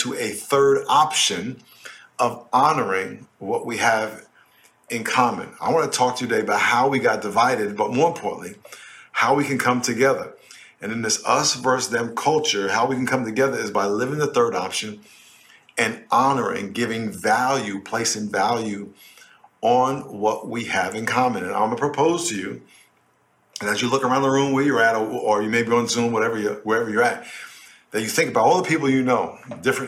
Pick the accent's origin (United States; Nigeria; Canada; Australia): United States; New York; I grew up in New York in a neighborhood called Lakeview, which was mostly black.